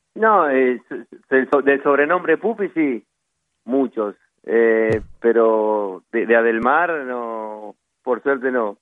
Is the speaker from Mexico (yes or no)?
no; Argentina; soy de tomar mate, como buen argentino